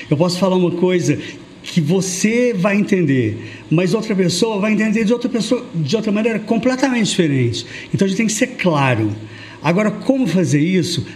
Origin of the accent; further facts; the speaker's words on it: Uberlândia, Minas Gerais, Brazil; eu nasci em Uberlândia, faço parte de 18% da sociedade tradicional de Uberlândia